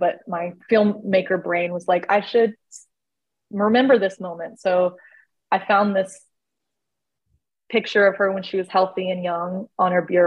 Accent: Florida, United States; moved away as an adult; also born or lived in California / Tennessee; now in Georgia, United States; I'm from Florida

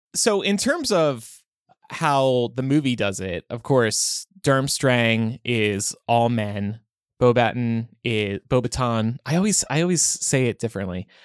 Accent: New Jersey, United States; growing up in South Jersey

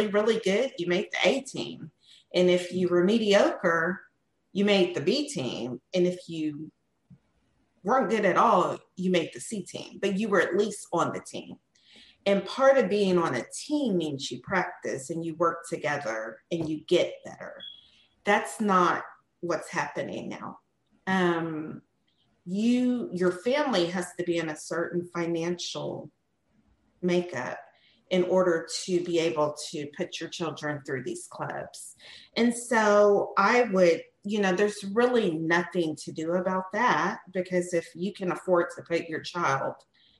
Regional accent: Seguin, Texas, United States; growing up in Seguin

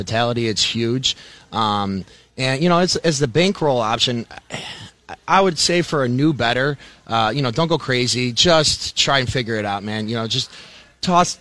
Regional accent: Michigan, United States; I'm from Michigan, but I'm a Spartan

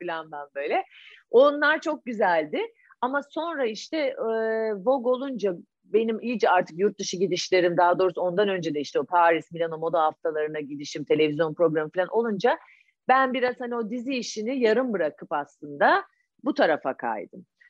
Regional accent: Ankara, Turkey; moved away; also born or lived in Istanbul; biz Ankaralı olduğumuz için

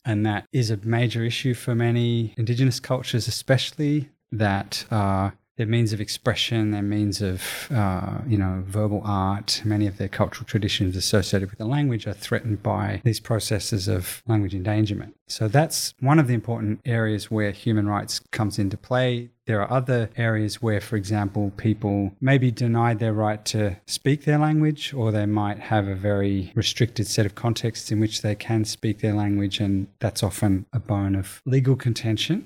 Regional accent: Australia; growing up in Australia

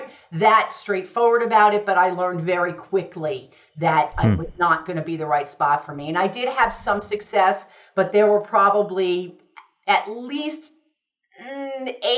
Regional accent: New York, United States; moved away; also born or lived in South Florida; I'm from New York originally.

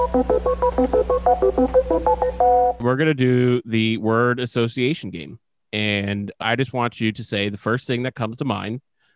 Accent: New York, United States; moved away as an adult; now in Philadelphia, United States; I grew up in New York, not in the city, but close to it

